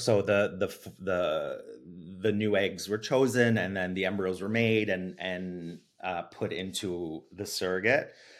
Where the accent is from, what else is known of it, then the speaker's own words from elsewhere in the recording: Italy; born there; so I was born in Italy to a Canadian mom.